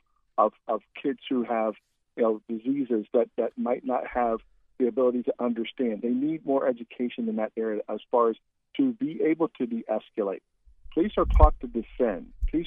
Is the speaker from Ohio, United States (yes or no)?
yes; Columbus, Ohio, United States; now in Florida, United States; I was born in Columbus, Ohio. I moved here in 1987